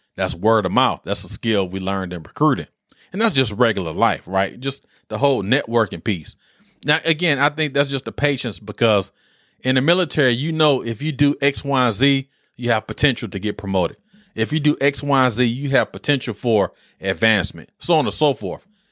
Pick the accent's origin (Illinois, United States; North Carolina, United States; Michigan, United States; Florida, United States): Michigan, United States; Detroit; moved away; growing up in Detroit